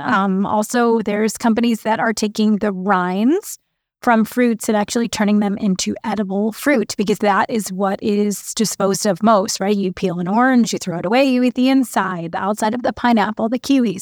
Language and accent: English; Chicago, Illinois, United States; I was born and raised in Chicago